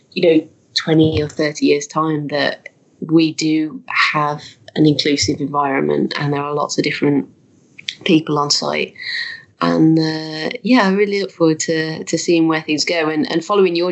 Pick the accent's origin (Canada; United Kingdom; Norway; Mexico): United Kingdom; Birmingham, West Midlands; accent: Birmingham; moved away as an adult; now in Leeds, United Kingdom; I'm from Birmingham. So we actually ended up in Leeds through his work.